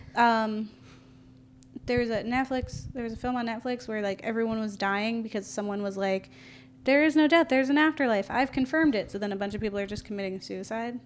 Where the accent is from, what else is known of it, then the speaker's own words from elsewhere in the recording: Florida, United States; I'm from Florida